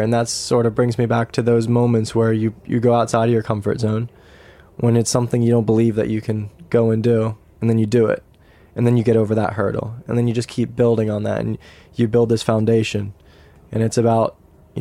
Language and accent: English; United States; moved away; also born or lived in Europe; being an American racing in Europe